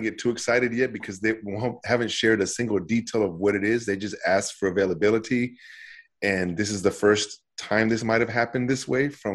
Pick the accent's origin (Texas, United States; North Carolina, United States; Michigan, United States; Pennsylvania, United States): Texas, United States; Dallas; I'm from Dallas, Texas